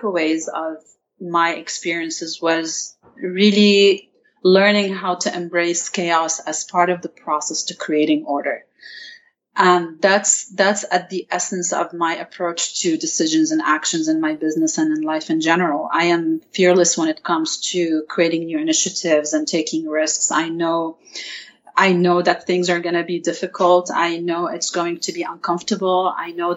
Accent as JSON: {"language": "English", "country": "Lebanon", "tie": "born or raised there", "moved": "yes", "lives_now": "United States", "said": "my experience growing up in Lebanon, and by the way, about the accent, not all Lebanese have the same accent"}